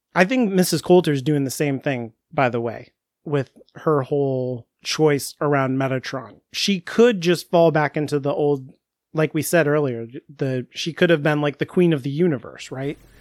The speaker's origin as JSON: {"language": "English", "country": "United States", "said": "I'm American."}